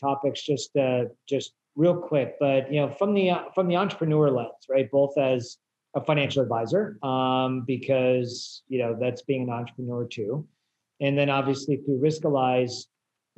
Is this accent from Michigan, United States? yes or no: no; Silicon Valley, California, United States; I grew up in Silicon Valley